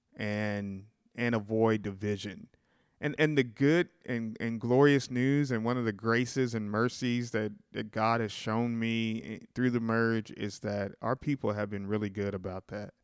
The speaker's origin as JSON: {"language": "English", "town": "Sikeston", "region": "Missouri", "country": "United States", "also_born_or_lived": "St. Louis, Missouri", "moved": "as an adult", "said": "We're going back home."}